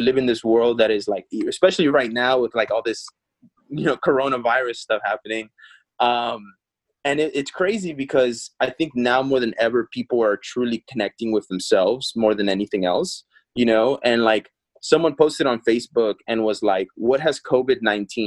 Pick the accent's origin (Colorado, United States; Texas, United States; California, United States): Texas, United States; also born or lived in Peru; now in Los Angeles, United States; I was Texas raised, but I was born in Peru